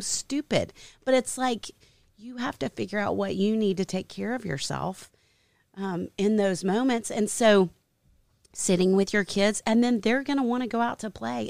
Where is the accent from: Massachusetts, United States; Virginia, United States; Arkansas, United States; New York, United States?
Arkansas, United States; Little Rock; now in Nashville, United States; I'm from Little Rock, Arkansas